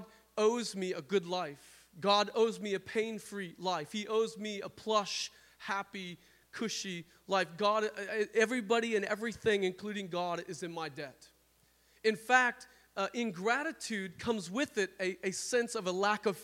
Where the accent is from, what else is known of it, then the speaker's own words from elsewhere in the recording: South Dakota, United States; now in Washington, United States; I'm from South Dakota